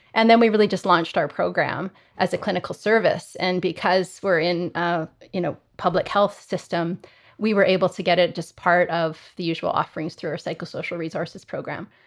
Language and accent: English; Calgary, Alberta, Canada; I grew up in Calgary in Canada, so I'm, I'm a Canadian and have spent my whole career here.